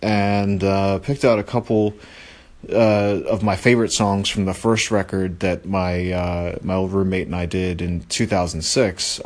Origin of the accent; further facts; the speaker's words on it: Maryland, United States; I grew up with him in Maryland.